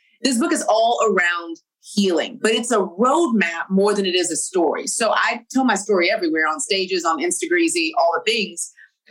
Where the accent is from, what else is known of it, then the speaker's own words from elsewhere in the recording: Texas, United States; I'm from Texas